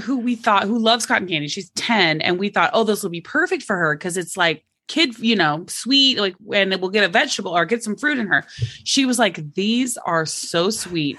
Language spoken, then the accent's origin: English; Oklahoma, United States; moved away; I'm from Oklahoma originally